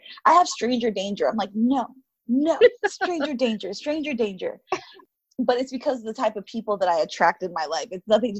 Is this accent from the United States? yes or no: yes; South Florida, United States; now in Denver, United States; we're both from South Florida, so I'm sure that helps to have like that commonality. We both were raised by Haitian, you know, her Haitian stepdad, my Haitian parents.